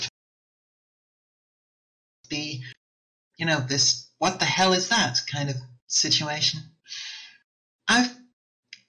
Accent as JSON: {"language": "English", "country": "United Kingdom", "said": "I'm British."}